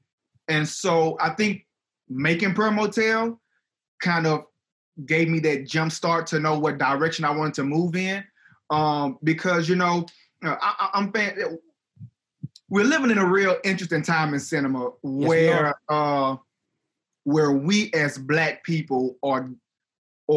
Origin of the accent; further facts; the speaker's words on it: Baton Rouge, Louisiana, United States; moved away as an adult; now in Lafayette, United States; I'm actually from Baton Rouge.